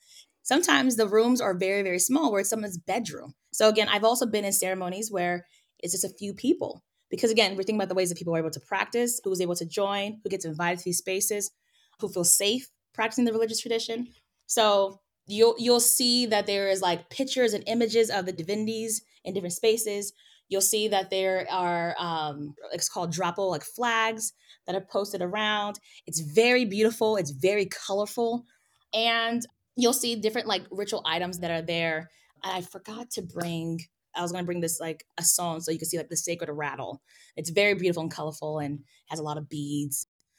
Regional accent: California, United States; So I feel like I didn't even make a transition because I'm from California.

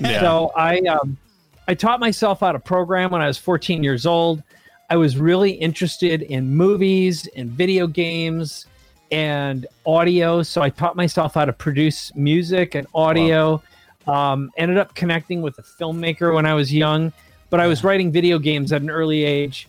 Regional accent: Minnesota, United States; growing up in Minnesota where the winters are extraordinarily cold

